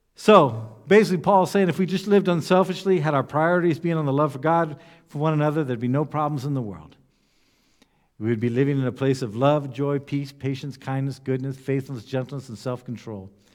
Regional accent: United States; among ourselves in the U S Baptists

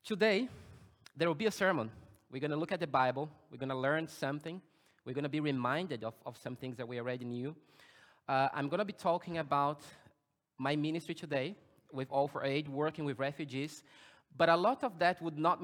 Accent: Brazil; now in Germany; I was born in Brazil. And I was born in a Baptist church.

